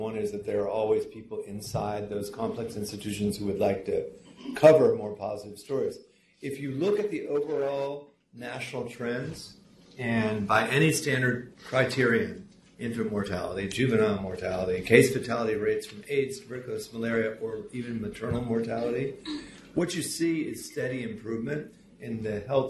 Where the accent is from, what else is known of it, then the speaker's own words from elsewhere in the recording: Florida, United States; I'm from Florida. Our state sport is pole dancing.